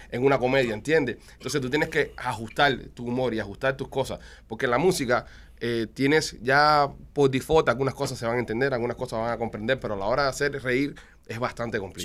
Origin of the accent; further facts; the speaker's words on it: Cuba; moved away; Ya somos cubanos. La gente sabe que nosotros somos cubanos